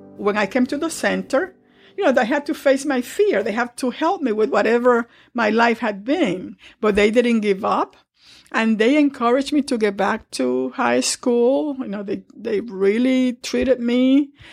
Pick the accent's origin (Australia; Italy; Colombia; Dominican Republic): Dominican Republic; now in New York, United States; I grew up in the Dominican Republic